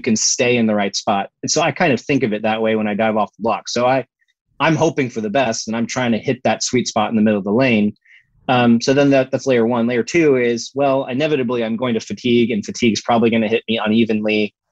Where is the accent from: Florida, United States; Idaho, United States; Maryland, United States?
Florida, United States; we grew up in Florida